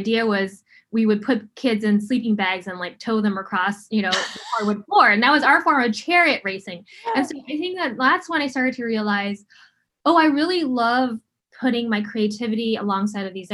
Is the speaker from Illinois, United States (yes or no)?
no; Honolulu, Hawaii, United States; I grew up in the really tough place of Honolulu, Hawaii.